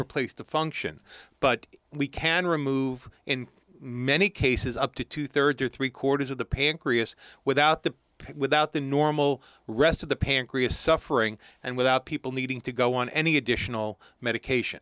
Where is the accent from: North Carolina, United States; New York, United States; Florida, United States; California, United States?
New York, United States; New York City; moved away as an adult; also born or lived in Columbus, Ohio; now in Morristown, United States; I'm born and bred New Yorker originally, uh, growing, growing up in Brooklyn.